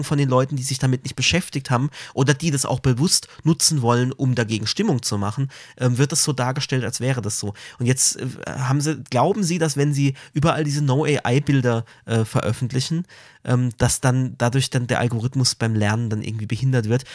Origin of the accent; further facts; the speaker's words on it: Karlsruhe, Baden-Württemberg, Germany; man als Karlsruher hier das ZKM, das Zentrum für, für Kunst und Medien, ähm, hier so nah hat